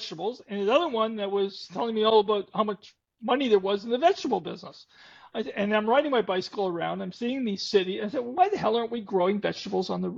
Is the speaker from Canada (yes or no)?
yes; Canada; I'm a Canadian